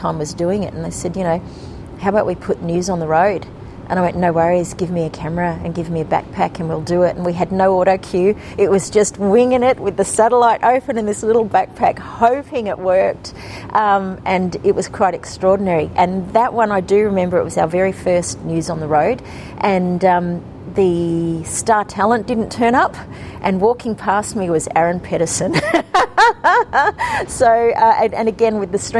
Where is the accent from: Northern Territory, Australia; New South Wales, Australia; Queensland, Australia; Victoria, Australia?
Northern Territory, Australia; Alice Springs; I'm from Alice Springs, you know, which is often seen as the heartland of Indigenous media